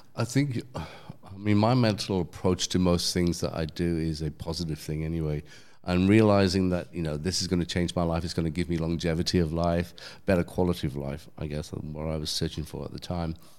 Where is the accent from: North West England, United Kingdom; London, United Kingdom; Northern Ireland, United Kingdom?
London, United Kingdom; accent: English; moved away; I'm from London